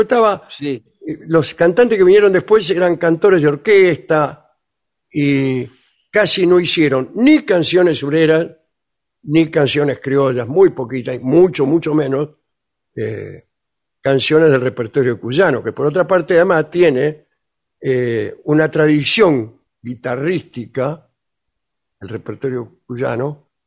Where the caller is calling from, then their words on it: Luján, Buenos Aires Province, Argentina; Buenas, buenas … de Luján.